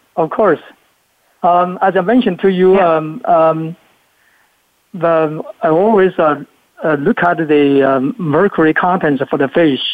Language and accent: English; Luzhou, Sichuan, China; moved away; I was uh, born in China, in Sichuan province, very little city in Sichuan called Luzhou City in Sichuan province